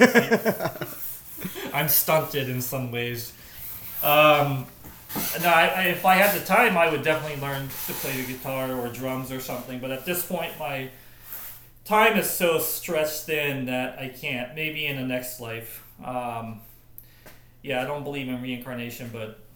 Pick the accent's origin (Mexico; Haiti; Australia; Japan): Japan; now in United States; my home country of Japan